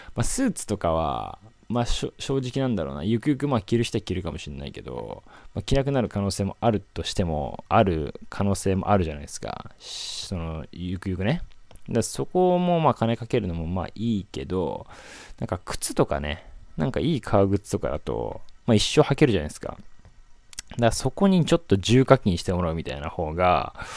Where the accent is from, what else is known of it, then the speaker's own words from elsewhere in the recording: Yokosuka, Kanagawa, Japan; 僕横須賀出身なんですけど